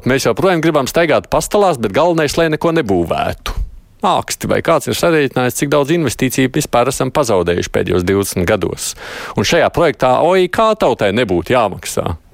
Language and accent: Latvian; Pienava, Tukums Municipality, Latvia; tāpēc, ka es pats esmu no Pienavas.